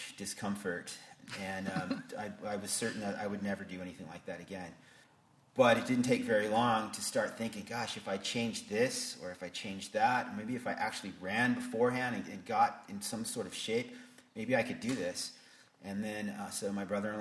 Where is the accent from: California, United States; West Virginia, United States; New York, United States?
California, United States; Atascadero; now in Santa Maria, United States; My parents have an old craftsman-style home in the center of Atascadero, and my father is a photographer. And so I grew up in a photography studio.